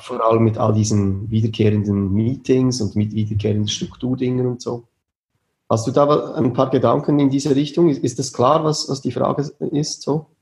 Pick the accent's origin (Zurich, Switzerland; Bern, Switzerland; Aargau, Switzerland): Bern, Switzerland; near; Wir kommen aus der Nähe von Bern